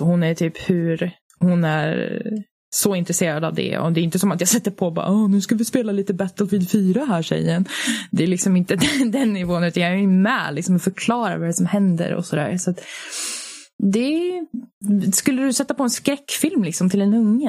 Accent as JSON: {"language": "Swedish", "country": "Finland", "moved": "yes", "lives_now": "Sweden", "said": "jag är ju finsk"}